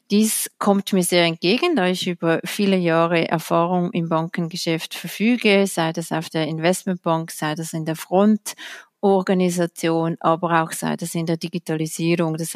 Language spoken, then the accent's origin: German; Switzerland; Da können wir als Schweizer oder als Schweizer Finanzblatt stolz darauf sein.